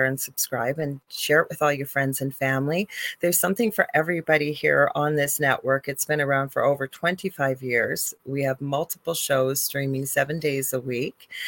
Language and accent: English; Canada; I am a Canadian spiritual medium